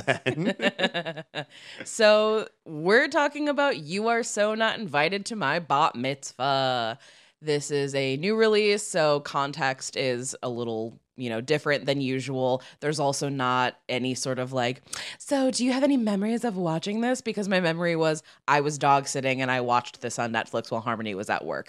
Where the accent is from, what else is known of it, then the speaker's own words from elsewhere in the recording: Midwest, United States; now in Los Angeles, United States; we're from the Midwest